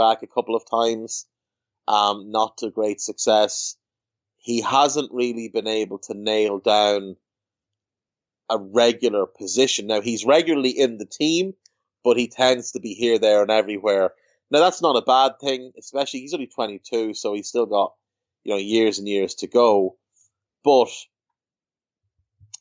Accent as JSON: {"language": "English", "country": "Ireland", "said": "I'm a scumbag from Ireland"}